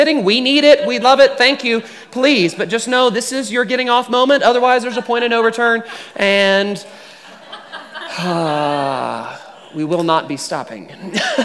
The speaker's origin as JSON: {"language": "English", "town": "Houston", "region": "Texas", "country": "United States", "said": "being a Texan and a Houstonian."}